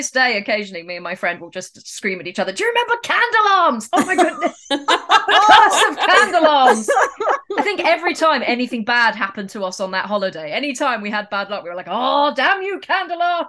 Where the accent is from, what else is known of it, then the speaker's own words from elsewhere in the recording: England, United Kingdom; growing up in England